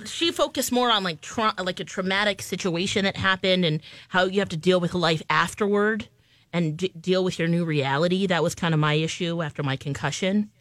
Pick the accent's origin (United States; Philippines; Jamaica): Philippines; I'm Filipino